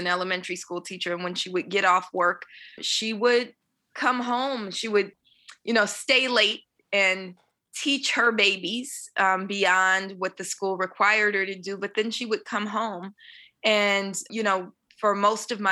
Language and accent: English; Oakland, California, United States; I was born in Oakland, California, in an area called Bonktown in East Oakland